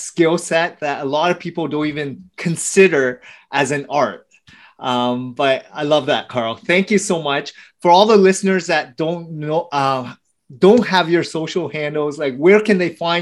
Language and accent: English; Canada; now in Toronto, Canada; I'm Canadian